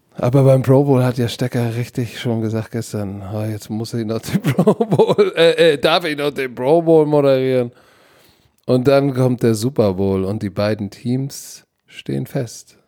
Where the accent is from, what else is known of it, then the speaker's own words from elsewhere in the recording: Hamburg, Germany; Als Hamburger